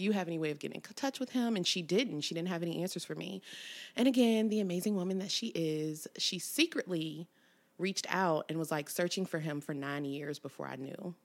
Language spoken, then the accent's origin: English; Cincinnati, Ohio, United States; born or raised there; also born or lived in College Hill / Evanston / Springdale